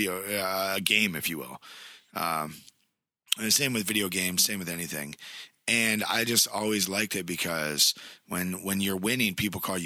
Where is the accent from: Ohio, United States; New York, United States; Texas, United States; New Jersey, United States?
Ohio, United States; Mansfield; I'm from Mansfield